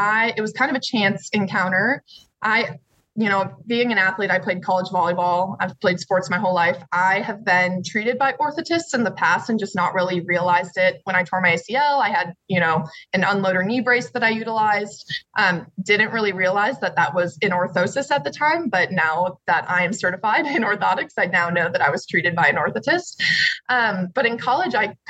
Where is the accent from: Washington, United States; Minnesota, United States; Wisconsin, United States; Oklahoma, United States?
Wisconsin, United States; Cedarburg; moved away as an adult; now in Athens, United States; I am from Wisconsin originally. I'm from Cedarburg, so pretty close